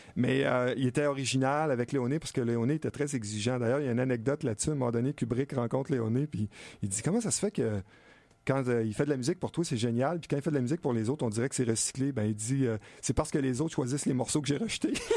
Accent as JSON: {"language": "French", "town": "Stoneham", "region": "Quebec", "country": "Canada", "said": "un chalet en face de chez nous à Stoneham"}